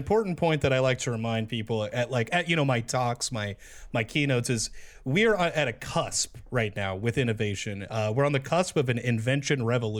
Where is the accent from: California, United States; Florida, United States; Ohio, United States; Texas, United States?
California, United States; East Palo Alto; Jeremy and I, we're from East Palo Alto, California